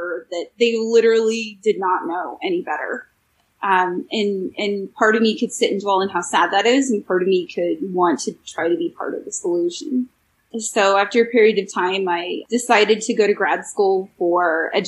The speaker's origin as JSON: {"language": "English", "region": "California", "country": "United States", "tie": "born or raised there", "said": "I grew up in California, and in the California system"}